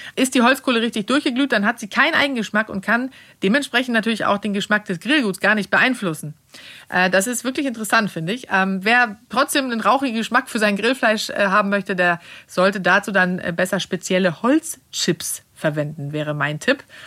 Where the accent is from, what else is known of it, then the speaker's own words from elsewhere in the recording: Sweden; now in Germany; in Schweden, wo ich herkomme